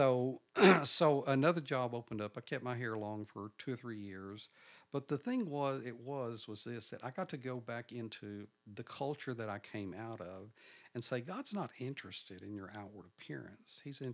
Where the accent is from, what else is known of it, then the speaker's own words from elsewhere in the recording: Nocona, Texas, United States; now in Dallas, United States; I grew up in Nocona